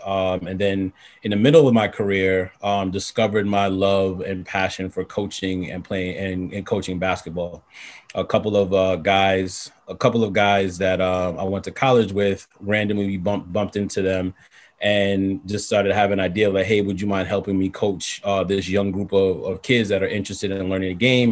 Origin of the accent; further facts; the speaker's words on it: New York City, New York, United States; I'm born and raised in Far Rockaway, Queens